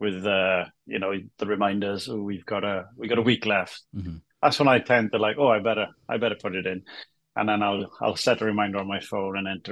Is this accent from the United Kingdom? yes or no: yes; Wales, United Kingdom; I'm a Welshman